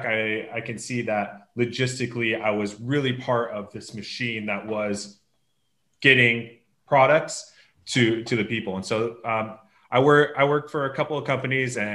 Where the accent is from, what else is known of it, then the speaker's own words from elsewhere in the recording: Los Angeles, California, United States; now in Tel Aviv, Israel; I'm originally from Los Angeles, California, but living in Tel Aviv now